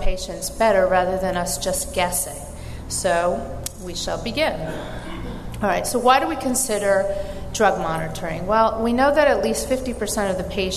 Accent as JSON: {"language": "English", "region": "New York", "country": "United States", "said": "I'm from New York and have an accent"}